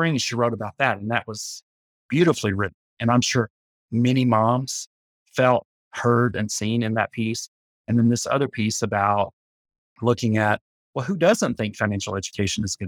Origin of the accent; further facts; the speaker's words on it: Appalachia, United States; about being an Appalachian, and you know, multiple generations of my ancestors were not paid money